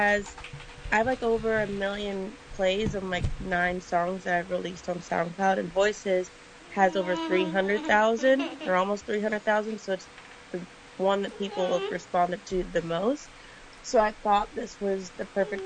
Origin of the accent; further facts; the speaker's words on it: Burbank, California, United States; I grew up in Burbank, so my parents were both in the entertainment industry.